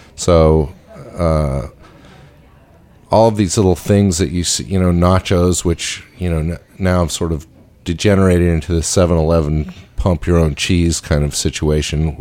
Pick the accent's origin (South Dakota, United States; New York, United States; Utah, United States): Utah, United States; Salt Lake City; I grew up in Salt Lake City